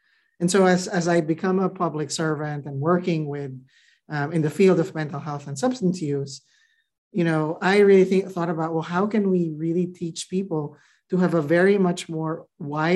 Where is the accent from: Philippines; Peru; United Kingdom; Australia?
Philippines; moved away as an adult; now in United States; I grew up in the Philippines. You know, I came here in my mid-20s to go to grad school.